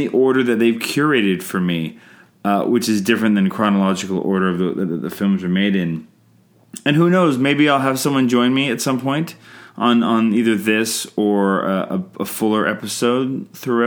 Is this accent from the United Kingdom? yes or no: no; Canada; I'm Canadian filmmaker